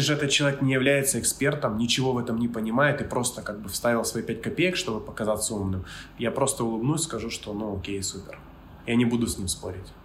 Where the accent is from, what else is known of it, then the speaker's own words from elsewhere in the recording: Kyiv, Ukraine; moved away as an adult; now in Bali, Indonesia; я с Киева, с Украины